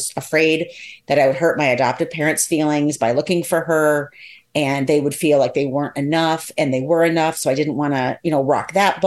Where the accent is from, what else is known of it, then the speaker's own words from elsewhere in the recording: Columbus, Ohio, United States; I was born in Columbus, Ohio.